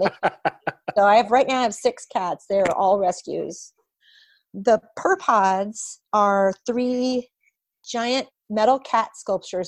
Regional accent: Portland, Oregon, United States; now in Bay Area, United States; Portland, my hometown

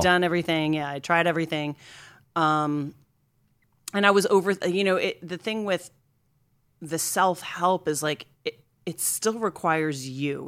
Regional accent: Scranton, Pennsylvania, United States; I grew up in Scranton, Pennsylvania, outside of Scranton

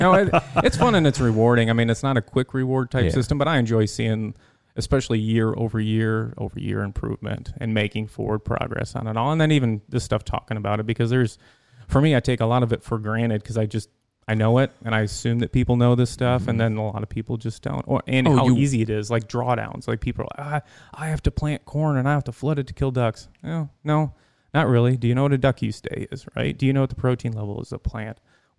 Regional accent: Pullman, Michigan, United States; Up in Pullman.

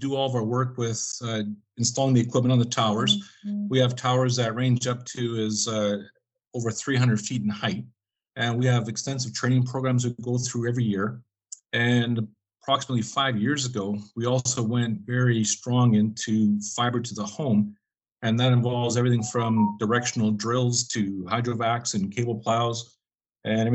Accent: East Selkirk, Manitoba, Canada; I grew up in East Selkirk, originally a farm kid

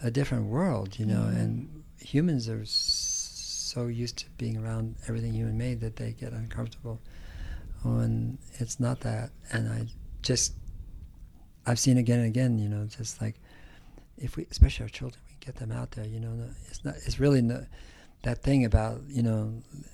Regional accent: Berkeley, California, United States; also born or lived in San Joaquin Valley, California; I grew up in California. I grew up in the San Francisco Bay Area, mm-hmm. and then in the valley as well, San Joaquin Valley

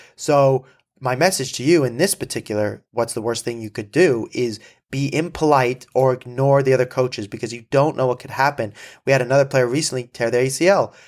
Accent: Malibu, California, United States; I'm from Malibu

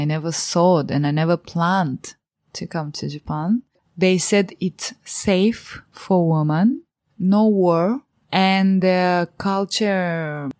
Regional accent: Moldova; English is a second language; moved away; When I say I'm from Moldova

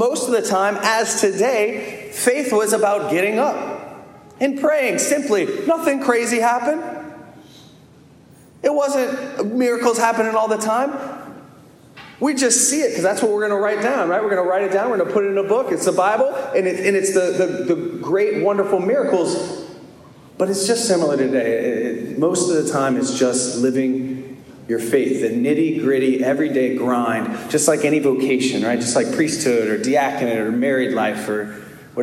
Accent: Baton Rouge, Louisiana, United States; now in Albany, United States; My family is from New Orleans. My parents are from New Orleans, but I grew up in Baton Rouge

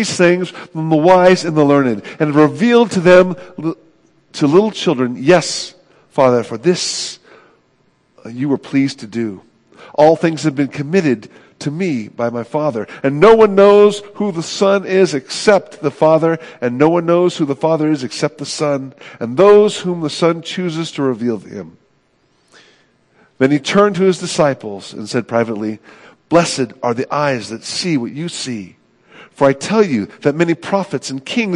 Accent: United States

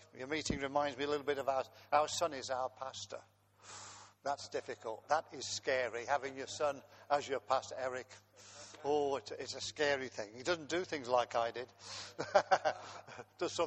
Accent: Coventry, West Midlands, United Kingdom; I was born in Coventry while the German bombs were falling on the city

